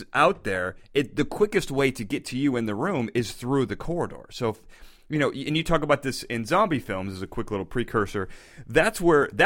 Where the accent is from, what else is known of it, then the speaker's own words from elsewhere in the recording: United States; accent: American; It's my American accent.